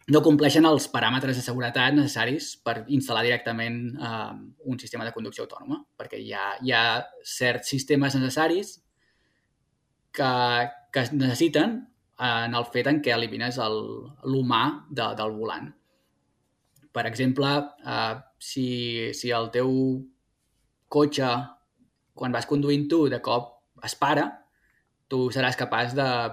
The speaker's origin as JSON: {"language": "Catalan", "town": "Terrassa", "region": "Catalonia", "country": "Spain", "moved": "as an adult", "lives_now": "California, United States", "said": "jo sóc de Terrassa"}